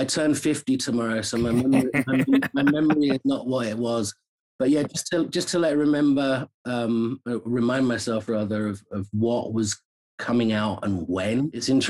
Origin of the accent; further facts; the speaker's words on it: London, United Kingdom; moved away as an adult; now in United States; I am not from America. Born and raised in London, England